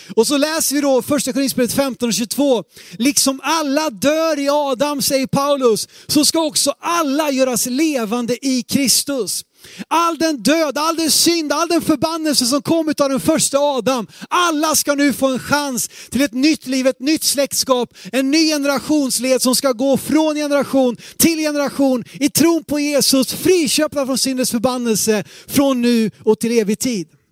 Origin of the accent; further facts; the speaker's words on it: Sweden; vi som svenskar, sekulariserade svenskar